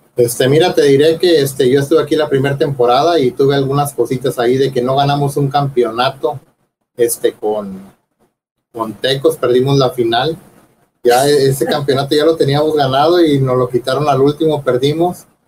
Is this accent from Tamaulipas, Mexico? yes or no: yes; Tampico, Tamaulipas, Mexico; yo soy de Tampico